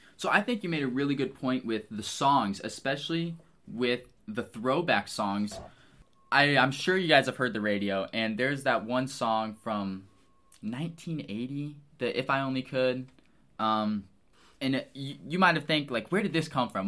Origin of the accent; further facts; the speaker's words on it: Waterloo, Illinois, United States; moved away as an adult; now in Lincoln, Nebraska, United States; I grew up in Waterloo, Illinois